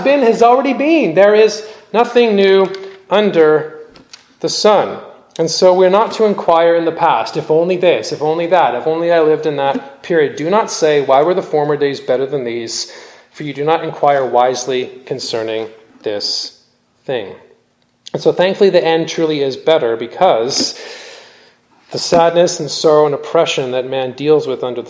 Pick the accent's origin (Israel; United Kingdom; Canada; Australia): Canada; also born or lived in California; I'm Canadian